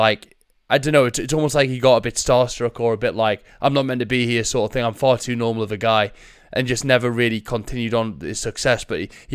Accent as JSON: {"language": "English", "region": "England", "country": "United Kingdom", "said": "I'm English."}